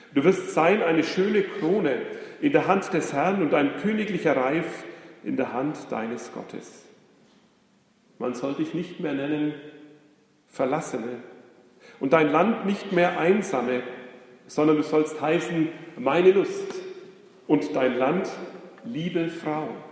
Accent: Germany; wir als Deutsche

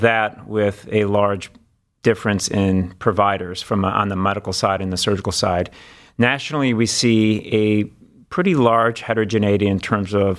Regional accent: Cleveland, Ohio, United States; also born or lived in Washington, D.C. / Los Angeles / Memphis; I'm actually from Cleveland

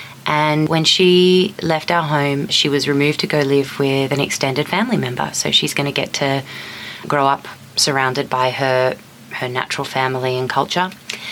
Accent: Australia; moved away as an adult; now in New York City, United States; we're from Australia

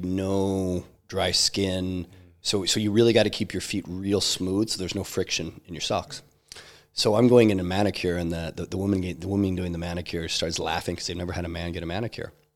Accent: Idaho, United States; I grew up hiking in Idaho

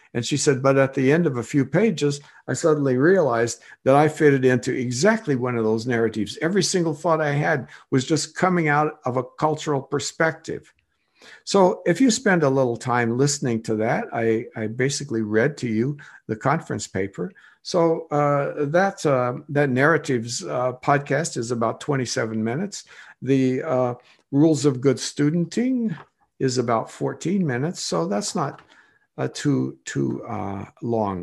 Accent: Illinois, United States; accent: Illinois; also born or lived in Kenya; I'm from Illinois

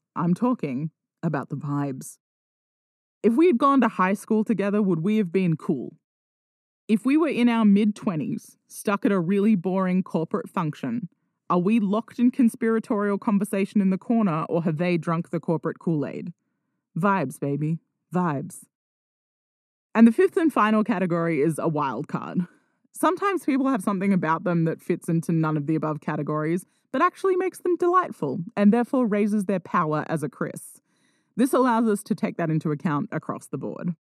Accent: Australia; I'm Australian

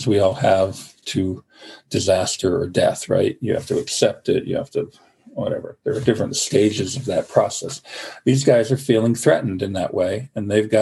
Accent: Vermont, United States; now in Maine, United States; I grew up in Vermont

